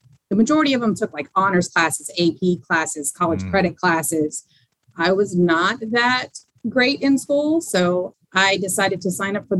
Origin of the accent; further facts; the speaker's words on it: Baton Rouge, Louisiana, United States; moved away as an adult; also born or lived in La Porte, Texas / Dallas, Texas; now in Norfolk, United States; to Baton Rouge, Louisiana when I was about, I don't know, like second grade, third grade. So I was raised in Baton Rouge, Louisiana, with great food, Cajun food, you name it. Can't find it anywhere else. And so I grew up there